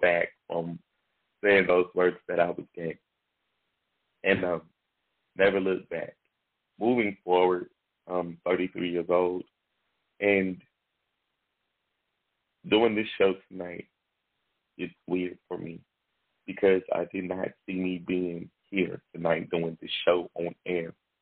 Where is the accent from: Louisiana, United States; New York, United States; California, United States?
Louisiana, United States; Shreveport; I am from Shreveport, Louisiana. I'm born and raised